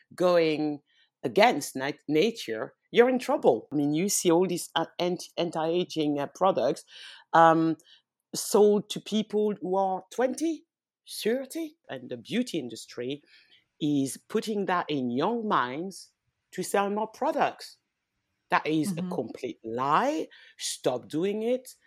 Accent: France; also born or lived in West Africa (ancestry); now in London, United Kingdom; I was born in France. Um, I'm from, uh, I'm originally from West Africa. Well, my parents, because I was born in France.

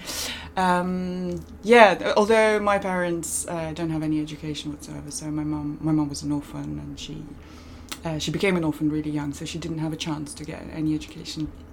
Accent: Moscow, Russia; moved away as an adult; also born or lived in California, United States / United Kingdom; I grew up primarily in Moscow

